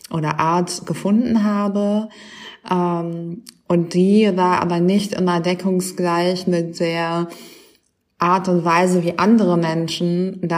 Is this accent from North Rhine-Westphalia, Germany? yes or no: yes; Düsseldorf, North Rhine-Westphalia, Germany; moved away as an adult; also born or lived in Nijmegen, Netherlands; now in Berlin, Germany; also ich komme ursprünglich aus Düsseldorf.